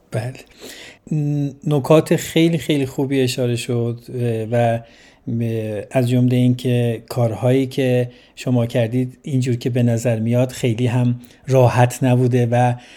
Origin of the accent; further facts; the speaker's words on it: Iran; now in Sweden; ما هم به عنوان یه ایرانی از عضو جامعه ایرانی توی سوئد